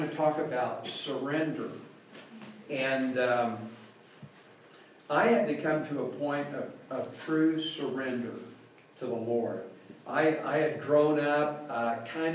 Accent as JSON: {"language": "English", "town": "Washington", "region": "District of Columbia", "country": "United States", "tie": "born or raised there", "said": "I was born in the District of Columbia"}